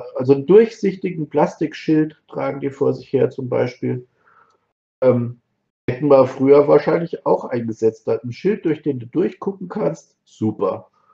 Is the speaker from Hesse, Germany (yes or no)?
yes; Marburg, Hesse, Germany; ich bin ja aus Marburg